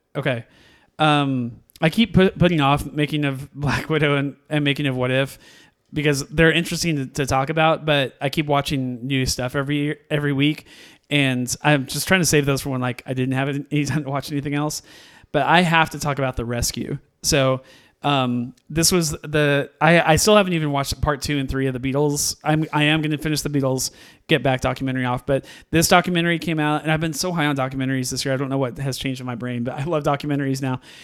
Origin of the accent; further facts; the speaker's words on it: Missouri, United States; we're from Missouri